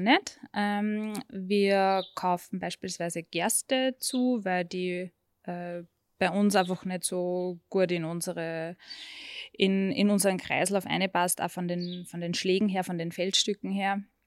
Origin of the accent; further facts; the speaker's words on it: Würmla, Lower Austria, Austria; Ich bin zwar aufgewachsen am Bauernhof